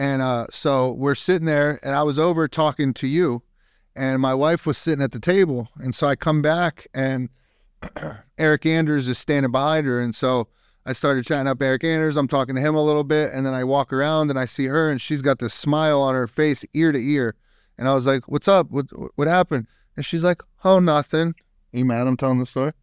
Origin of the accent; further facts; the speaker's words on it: Youngstown, Ohio, United States; now in Texas, United States; I'm from up north. I'm from Young, Youngstown, Ohio